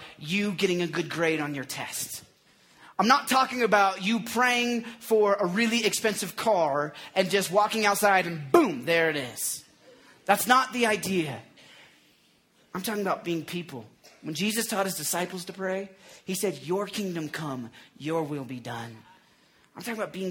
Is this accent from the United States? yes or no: yes; Oklahoma, United States; moved away; I grew up in Oklahoma